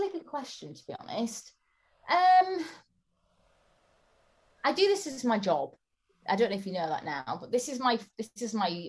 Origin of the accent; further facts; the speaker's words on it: Bradford, Yorkshire and the Humber, United Kingdom; I'm from Bradford, which is an area with a lot of poverty